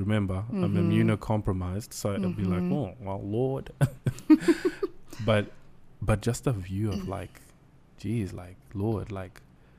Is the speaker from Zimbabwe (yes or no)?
yes; Zimbabwe; We come from Zim. So I know that there's a certain way we can think when we come from that kind of background.